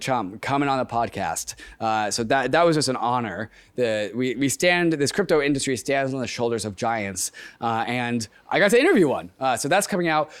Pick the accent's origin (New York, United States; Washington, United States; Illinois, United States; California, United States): Washington, United States; Seattle; Seattle's my hometown